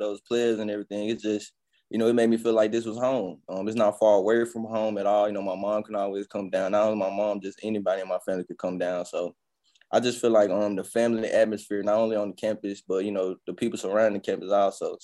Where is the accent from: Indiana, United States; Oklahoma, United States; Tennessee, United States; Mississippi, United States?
Mississippi, United States; Jackson; I come from Jackson, Mississippi, man. It's a You know, it's a dog-eat-dog world down there